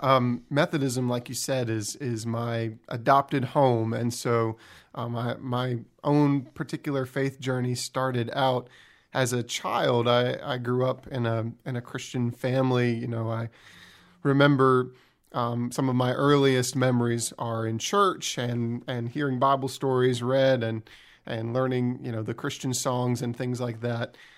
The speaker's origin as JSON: {"language": "English", "region": "New Jersey", "country": "United States", "tie": "born or raised there", "moved": "yes", "lives_now": "Canton, United States", "said": "my hometown in New Jersey"}